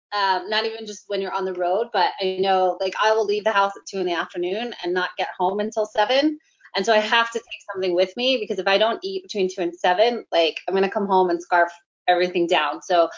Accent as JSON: {"language": "English", "region": "Texas", "country": "United States", "tie": "born or raised there", "said": "I grew up in Texas, but for some reason I don't have that accent."}